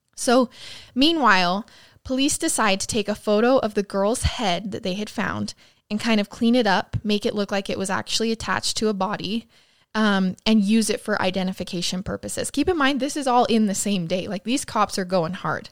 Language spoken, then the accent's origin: English; Idaho Falls, Idaho, United States; my hometown of Idaho Falls